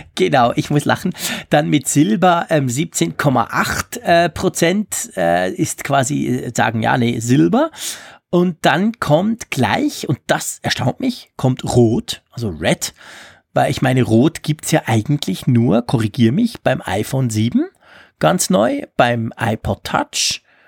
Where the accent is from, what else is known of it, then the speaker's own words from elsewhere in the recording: Switzerland; bei uns in der Schweiz